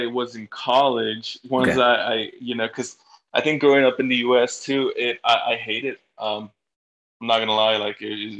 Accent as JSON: {"language": "English", "country": "Bolivia", "moved": "yes", "said": "I'm not gonna tell people I'm from Bolivia because nobody even knows where Bolivia's at."}